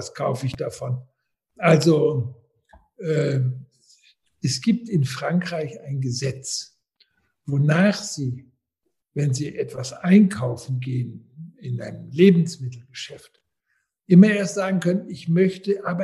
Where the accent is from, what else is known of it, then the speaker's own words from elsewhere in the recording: Austria; als Österreicher